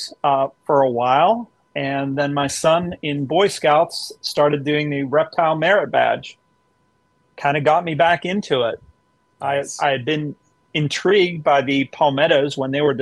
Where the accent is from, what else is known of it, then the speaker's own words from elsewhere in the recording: Western Pennsylvania, United States; I grew up in Western Pennsylvania